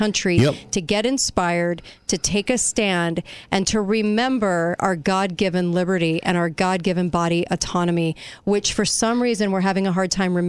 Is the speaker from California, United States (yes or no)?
yes; Los Angeles, California, United States; also born or lived in Orange County, California; I'm from Los Angeles. I'm from Southern California, Orange County.